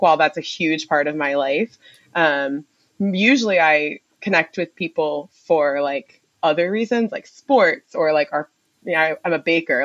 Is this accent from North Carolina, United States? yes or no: yes; Durham, North Carolina, United States; moved away as an adult; also born or lived in Ohio / Philadelphia; I'm from Durham. Okay. Um, I was born and raised there, 919 forever